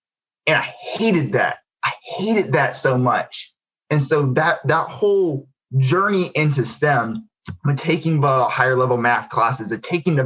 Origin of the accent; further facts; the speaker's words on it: Albany, Georgia, United States; I grew up in Albany, Georgia. So this is, you know, Southwest Georgia